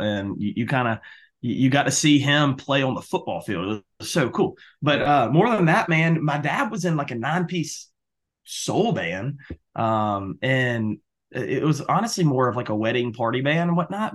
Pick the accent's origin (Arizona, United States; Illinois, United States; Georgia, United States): Georgia, United States; Albany; growing up around Albany